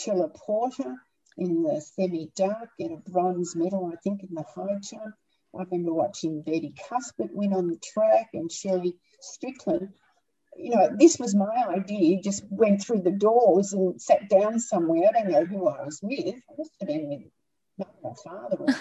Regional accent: Australia; he married me as an Australian

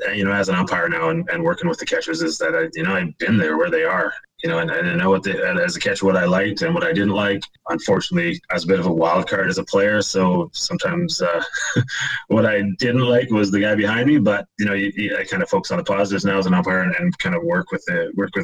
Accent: Kamloops, British Columbia, Canada; also born or lived in Penticton, British Columbia; I grew up in Kamloops, British Columbia, big baseball town

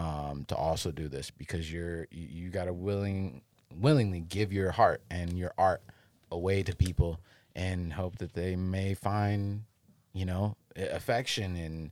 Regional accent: Cleveland, Ohio, United States; also born or lived in New Jersey; So, long way from home, but this is home. You know, I was born in there, raised here.

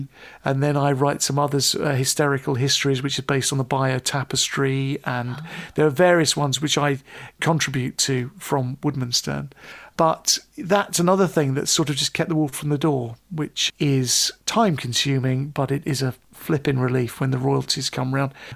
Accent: Pinner, London, United Kingdom; I grew up in Pinner

